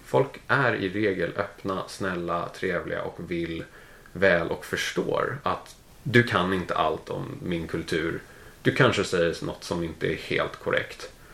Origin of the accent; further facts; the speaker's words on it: Täby, Stockholm County, Sweden; moved away as an adult; now in London, United Kingdom; jag är från, från Täby, växte upp i, i Täby, gick i skolan sen i Danderyd